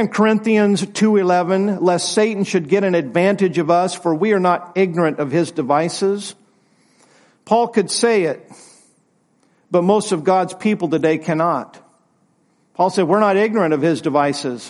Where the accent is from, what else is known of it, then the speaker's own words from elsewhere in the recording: United States; I'm glad to be an American, but it's not my first allegiance.